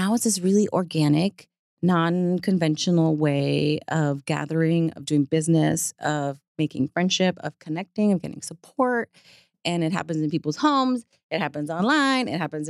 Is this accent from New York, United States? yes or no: yes; New York City, New York, United States; now in Texas, United States; I have a huge family in Puerto Rico. I grew up in New York City and I live in Texas now, kind of far removed from, you know, the pollution of my family and friends.